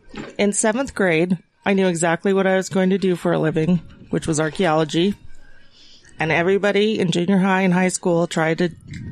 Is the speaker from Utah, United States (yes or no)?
yes; Bountiful, Utah, United States; Born and raised. I grew up after the age of 8 in Bountiful.